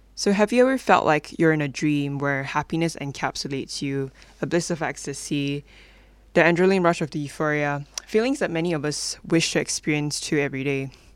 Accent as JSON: {"language": "English", "country": "Malaysia", "moved": "as an adult", "lives_now": "Melbourne, Australia", "said": "I'm originally from Malaysia, and I actually came all the way here to study"}